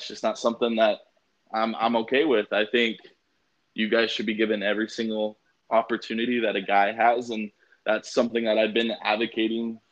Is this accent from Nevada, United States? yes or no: yes; Las Vegas, Nevada, United States; I'm also from Vegas